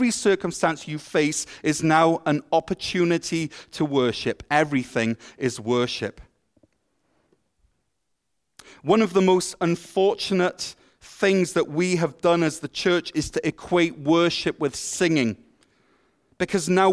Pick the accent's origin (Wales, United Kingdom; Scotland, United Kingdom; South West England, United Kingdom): Wales, United Kingdom; moved away as an adult; now in Ottawa, Canada; I moved from Wales, a place that is famous for its rain, to Ottawa, a place that is famous for its snow